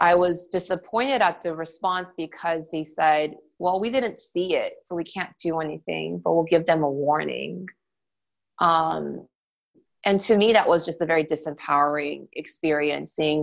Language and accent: English; Gwinnett County, Georgia, United States; moved away as an adult; also born or lived in Boston / Washington, D.C.; I grew up in the suburbs of Georgia in what is called Gwinnett County